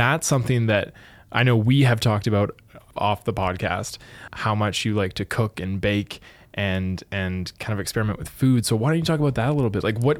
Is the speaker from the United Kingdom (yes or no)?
no; Thunder Bay, Ontario, Canada; So I was born and raised in Thunder Bay